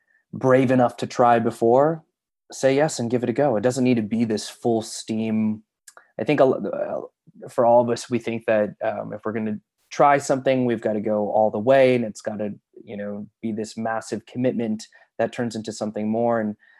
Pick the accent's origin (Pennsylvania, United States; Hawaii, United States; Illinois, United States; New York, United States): Illinois, United States; Chicago; I grew up in Chicago, and so I had a lot of friends who, as kids, were going out for commercials and such.